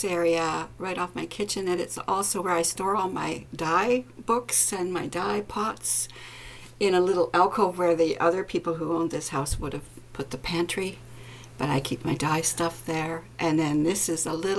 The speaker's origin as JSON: {"language": "English", "country": "Canada", "said": "I'm a Canadian and I live on an island in a Great Lake"}